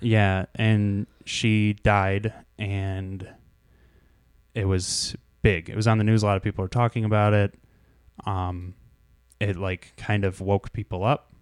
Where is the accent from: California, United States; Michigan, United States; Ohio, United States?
Michigan, United States; Shelby Township; I grew up in Shelby Township.